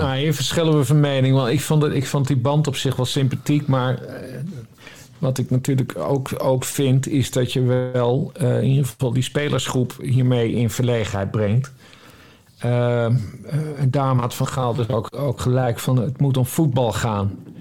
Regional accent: Friesland, Netherlands; een Fries net zoals ik

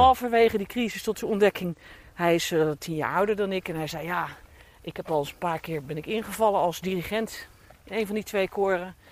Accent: Rotterdam, South Holland, Netherlands; accent: Rotterdams; moved away as an adult; now in Dordrecht, Netherlands; ik ben opgeborgen getogen in Schiebroek, Buitenwijk voor Rotterdam

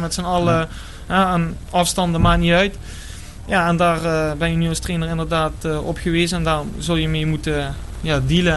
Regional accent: Bergen, Netherlands; moved away; oorspronkelijk kom ik uit Bergen

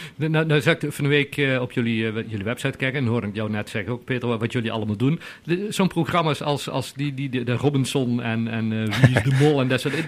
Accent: Netherlands; Want we zijn Hollanders

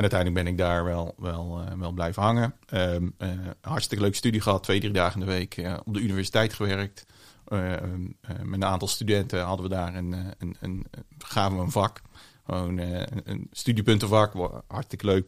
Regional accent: Vlissingen, Zeeland, Netherlands; also born or lived in Breda; geboren in Breda, opgegroeid in Vlissingen, grotendeels.

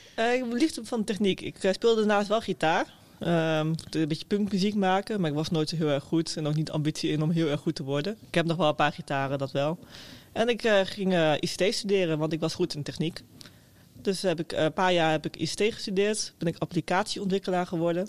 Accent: Meppel, Drenthe, Netherlands; ik kom uit Meppel. Dat is een klein, eh, klein, stadje boven Zwolle.

